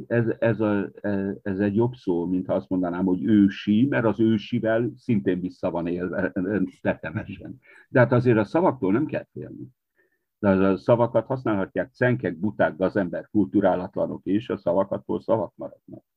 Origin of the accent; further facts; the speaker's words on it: Partium, Romania; also born or lived in Marosvásárhely (Târgu Mureș); now in Târgu Mureș, Romania; én a Párciumban születtem, de a családból mindenki, mindenki belső erdélyi azért.